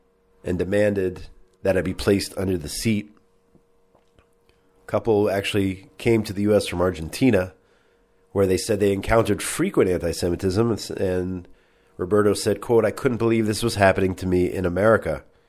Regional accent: United States; now in Israel; I grew up in the States.

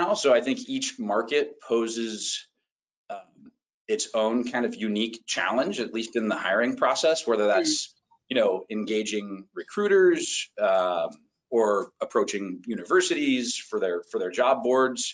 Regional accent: Walnut Creek, California, United States; my hometown, Walnut Creek

